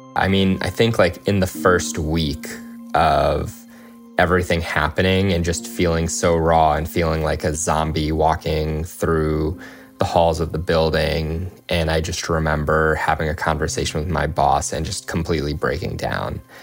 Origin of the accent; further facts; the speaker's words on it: United States; I was born and raised in the United States